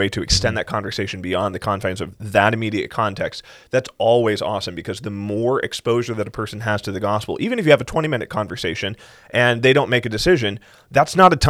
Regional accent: South Carolina, United States; I growing up in South Carolina

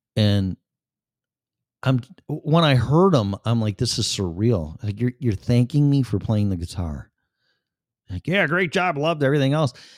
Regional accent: Chicago, Illinois, United States; moved away as an adult; also born or lived in Florida; now in Colorado, United States; Chicago, 'cause I was born and raised there and spent fifty-something years there

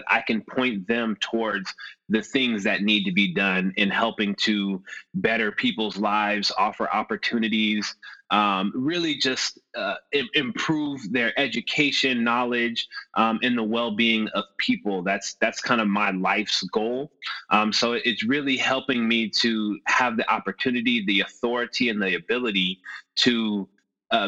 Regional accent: Los Angeles, California, United States; I grew up in Los Angeles, born and raised

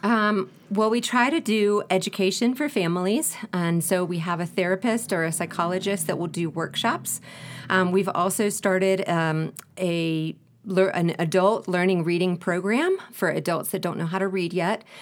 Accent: United States; moved away as an adult; now in Ecuador; I am from the States

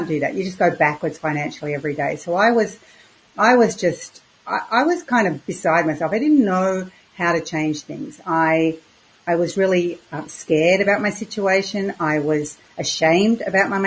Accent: Queensland, Australia; also born or lived in Victoria, Australia; I moved from Queensland, or Australia's most southern state, which is Victoria, which was very cold. And my parents decided we would move to Queensland, the most northern state. And I went to school.

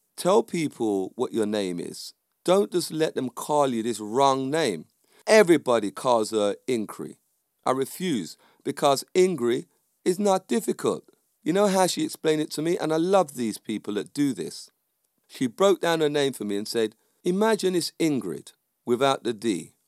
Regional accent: United Kingdom; I'm from the U K. My parents are from the West Indies.

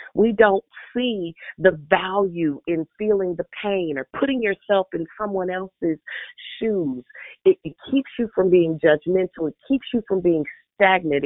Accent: Richmond, United States; I'm from Richmond

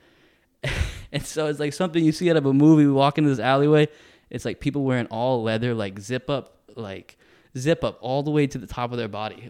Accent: United States; also born or lived in Texas; the United States

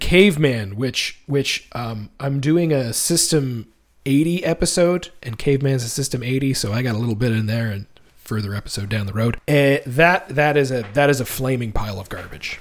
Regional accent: Fredericton, New Brunswick, Canada; moved away; an arcade in my hometown in the Fredericton Mall

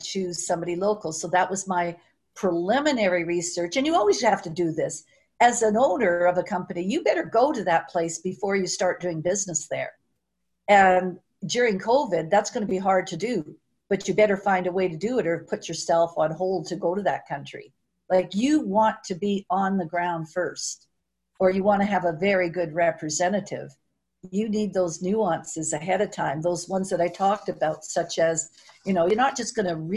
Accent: Canada; I'm from Canada

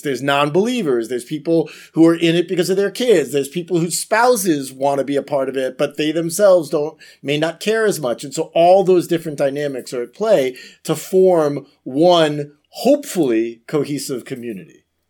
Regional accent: Florida, United States; Florida, my home state

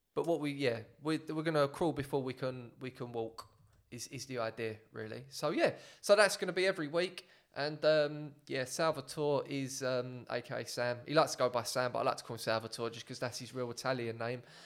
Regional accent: England, United Kingdom; I'm very much English

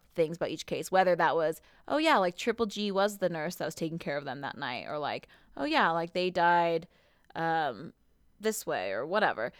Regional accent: Southern California, United States; I grew up in Southern California

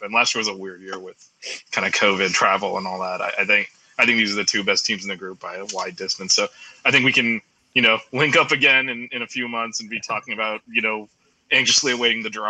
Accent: United States; accent: American; my American accent.

